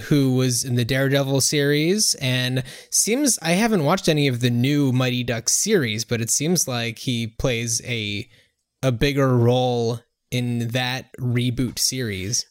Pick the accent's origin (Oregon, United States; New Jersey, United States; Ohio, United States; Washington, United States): New Jersey, United States; we grew up in New Jersey, uh, not too far outside of New York